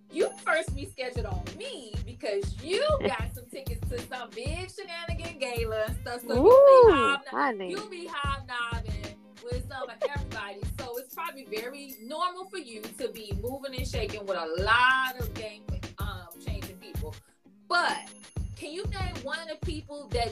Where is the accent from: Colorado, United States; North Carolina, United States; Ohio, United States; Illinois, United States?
Illinois, United States; Chicago; moved away; I'm from Chicago originally